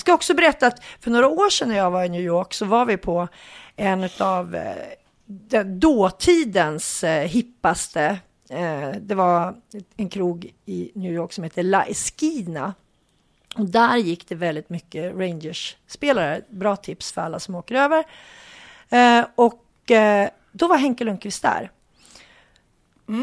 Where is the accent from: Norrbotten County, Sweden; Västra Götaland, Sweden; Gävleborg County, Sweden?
Gävleborg County, Sweden; Hudiksvall; vi hälsingar, jag kommer ju från Hudik och det ligger i Hälsingland